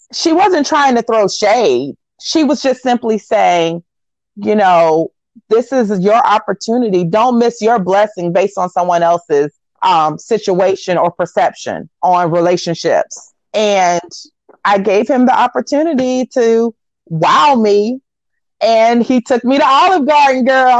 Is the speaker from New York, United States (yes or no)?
no; Green Cove Springs, Florida, United States; now in Chicago, United States; grew up right outside of Jacksonville, Florida, maybe 45 minutes south, in a small dairy town called Green Cove Springs, Florida